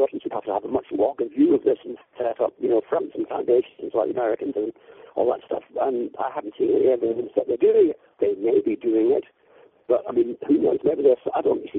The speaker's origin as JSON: {"language": "English", "town": "Edinburgh", "region": "Scotland", "country": "United Kingdom", "tie": "born or raised there", "said": "I mean, when I was growing up in Edinburgh in the 60s, the SNP were a joke."}